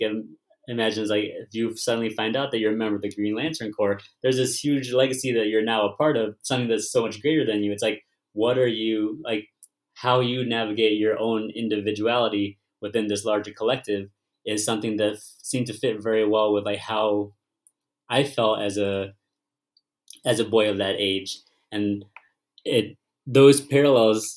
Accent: United States; I'm Vietnamese American, and I was born here

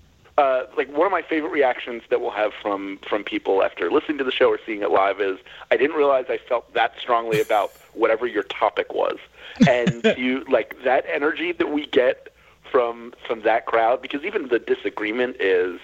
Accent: Philadelphia, Pennsylvania, United States; also born or lived in Montgomery County, Pennsylvania / Los Angeles; I grew up in the Northeast, which is sort of out 60. Okay. It's a neighborhood in Philadelphia

